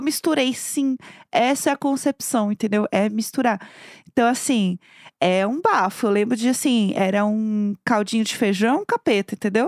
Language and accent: Portuguese; São Paulo, Brazil; eu no caso sou de São Paulo